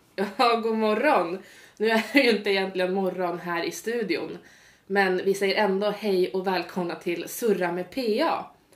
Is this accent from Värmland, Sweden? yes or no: no; Gävle, Gävleborg County, Sweden; now in Uppsala, Sweden; kommer från Gävle, så lite, lite mer norrut men absolut inte Norrland